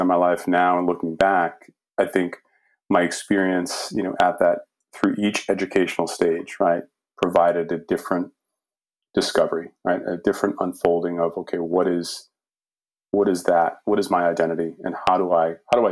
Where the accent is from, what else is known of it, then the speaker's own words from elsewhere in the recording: Lynn, Massachusetts, United States; I grew up in Lynn, Mass, very diverse community